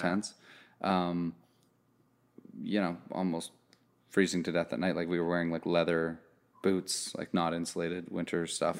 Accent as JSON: {"language": "English", "country": "Canada", "said": "I'm Canadian"}